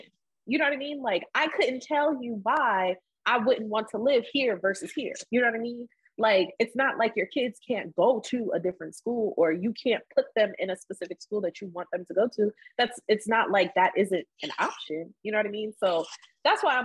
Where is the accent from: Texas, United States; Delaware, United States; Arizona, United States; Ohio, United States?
Delaware, United States; I grew up in Delaware.